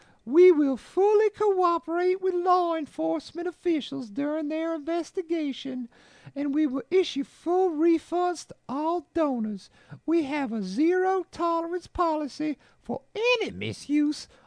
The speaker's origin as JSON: {"language": "English", "region": "Rhode Island", "country": "United States", "tie": "born or raised there", "said": "my home state of Rhode Island"}